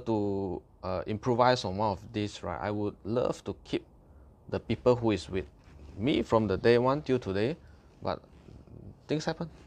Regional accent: Malaysia; as a Malaysian, we consume rice, we consume mee

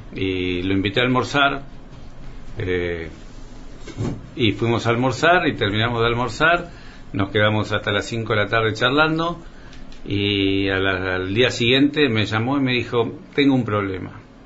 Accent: Coronel Suárez, Buenos Aires Province, Argentina; also born or lived in Rosario; soy un, un suarense, nací en Rosario

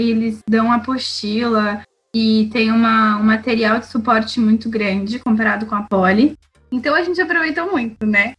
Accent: Brazil; moved away as an adult; also born or lived in Belgium; now in France; Eu, como brasileira, não tenho passaporte europeu, só brasileiro

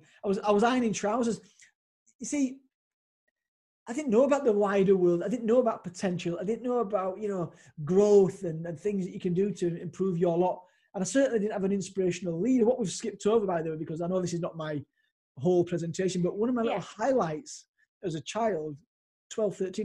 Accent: Leeds, Yorkshire and the Humber, United Kingdom; came back to my hometown of Leeds

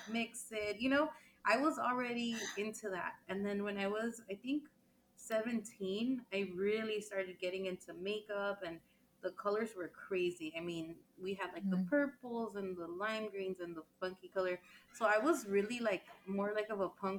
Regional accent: Los Angeles, California, United States; also born or lived in San Francisco, California; I was born in the like really nice, I feel like a really Mexican neighborhood in Huntington Park, California

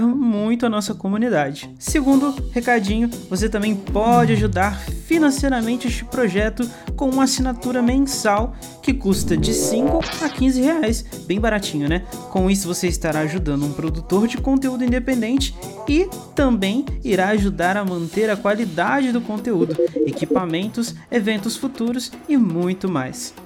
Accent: Minas Gerais, Brazil; also born or lived in Northeast Brazil; apesar de ser de Minas, às vezes eu falo umas coisas que não, não tem nada a ver com o sotaque daqui

